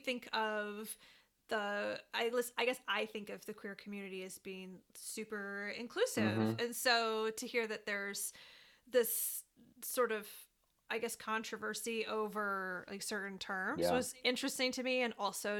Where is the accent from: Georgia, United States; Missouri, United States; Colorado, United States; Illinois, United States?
Illinois, United States; Central; born or raised there